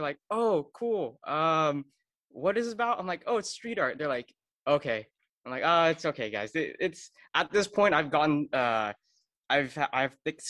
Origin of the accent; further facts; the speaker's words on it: Orange County, California, United States; I am from California. I'm actually from Orange County originally. Oh, yeah. And my heritage is Vietnamese.